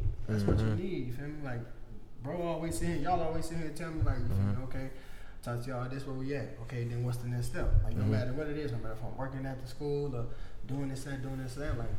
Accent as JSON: {"language": "English", "town": "Muskegon", "region": "Michigan", "country": "United States", "said": "I'm from Muskegon. We ain't nothing but a city for the hustlers."}